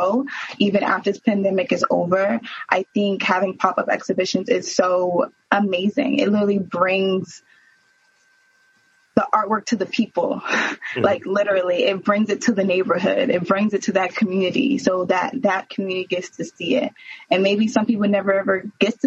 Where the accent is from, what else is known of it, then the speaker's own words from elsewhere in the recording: Prince George's County, Maryland, United States; moved away as an adult; now in Baltimore, United States; I'm from Prince George's County. I'm from PG County.